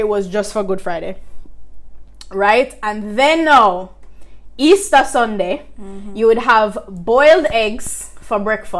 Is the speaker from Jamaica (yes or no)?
yes; Jamaica; just being a Jamaican as well, food plays such a large part in our identity.